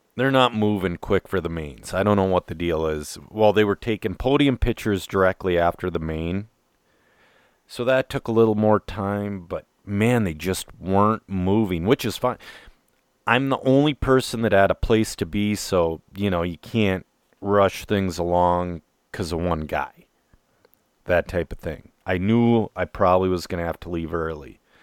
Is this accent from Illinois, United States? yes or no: no; Minnesota, United States; I'm a Minnesotan